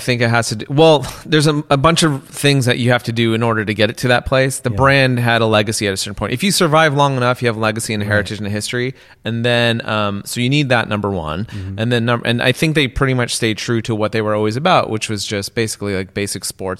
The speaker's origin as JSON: {"language": "English", "region": "West Coast", "country": "United States", "tie": "born or raised there", "said": "I could tell you a completely different story because I grew up on the West Coast."}